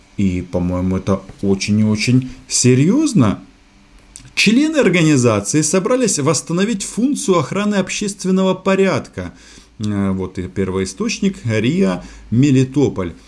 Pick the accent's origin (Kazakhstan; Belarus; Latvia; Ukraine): Ukraine; now in Moscow, Russia